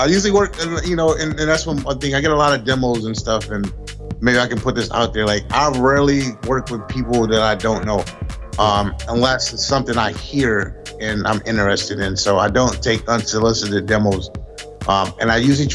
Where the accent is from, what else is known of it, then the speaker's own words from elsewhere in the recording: Grand Rapids, Michigan, United States; also born or lived in Flint, Michigan; I wasn't born in Grand Rapids. I was actually born in Flint, Michigan. I've been here all my life, at least since I was like 3 or 4. So this is where I'm from